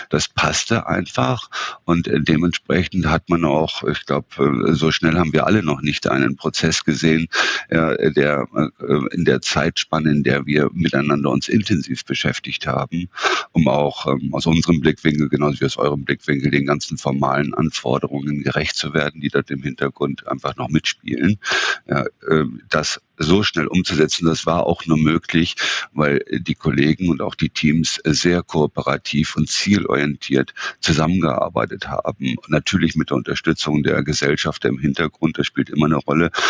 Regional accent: Northern Germany, Germany; wenn der Franz und Jochen schnell miteinander sprechen und ich als Norddeutscher habe da schon teilweise meine Schwierigkeiten zu folgen

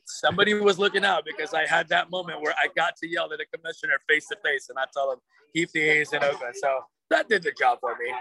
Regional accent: Oakland, California, United States; I was born in Oakland

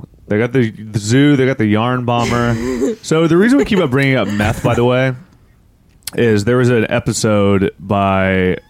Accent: Parkersburg, West Virginia, United States; also born or lived in Marietta, Ohio; my hometown, which is like bumfuck nowhere kind of corner of West Virginia, Ohio.

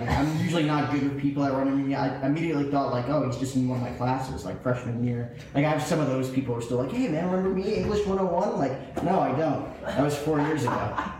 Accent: Washington Township, New Jersey, United States; moved away as an adult; now in Arizona, United States; growing up in Jersey, a big Yankee fan

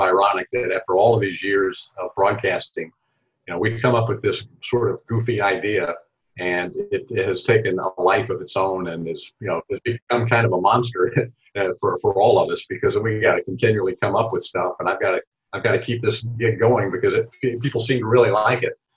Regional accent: Knoxville, Tennessee, United States; I grew up in Knoxville, Tennessee, so I grew up on SEC basketball and football

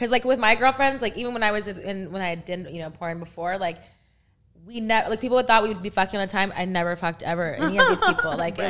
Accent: Texas, United States; I'm from Texas.

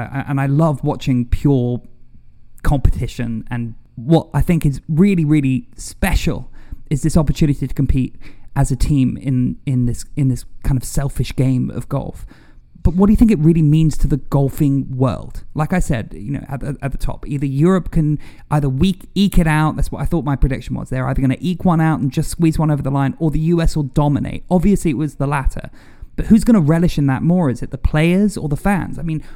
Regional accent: United Kingdom; also born or lived in United States; because I'm British, I'm American, I have an affinity for British golfers, English golfers, European golfers

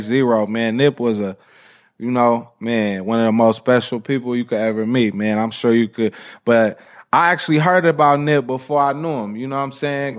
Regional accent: Los Angeles, California, United States; when my mom moved to Lamar in the early nineties, I would say around ninety-two-ish

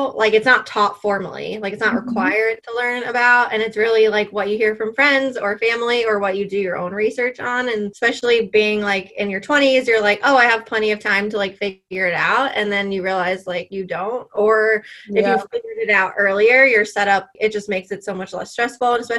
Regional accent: New York, United States; moved away as an adult; now in South Carolina, United States; I was born and raised in New York, and now I live in South Carolina

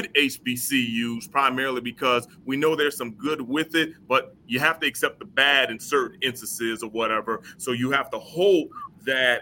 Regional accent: Napoleonville, Louisiana, United States; now in Huntsville, United States; I'm from Napoleonville, Louisiana

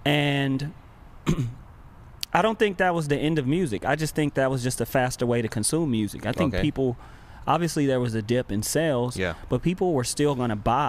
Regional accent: Los Angeles, California, United States; like he said. I'm born and raised in Watts, California.

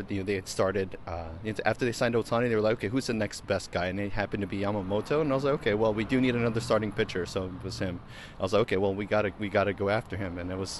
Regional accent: Long Beach, California, United States; I'm from Long Beach.

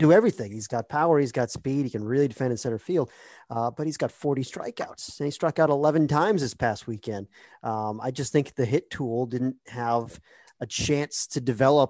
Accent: Massachusetts, United States; moved away as an adult; also born or lived in North Carolina; I grew up in Massachusetts, watching Cape Cod League games and stuff like

